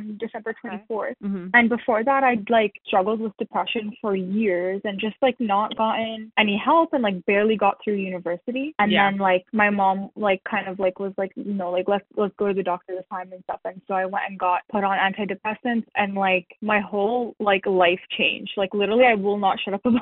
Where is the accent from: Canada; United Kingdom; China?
Canada; also born or lived in Syria / United States; my family came as refugees to Canada when I was 8